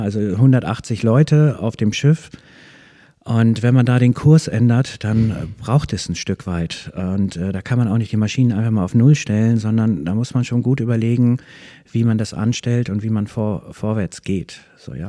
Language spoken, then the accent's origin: German; Soltau, Lower Saxony, Germany; moved away as an adult; now in Schwarzenbek, Germany; Ich bin in der Lüneburger Heide in Soltau geboren und bin da auch ziemlich lange geblieben, bis Mitte 20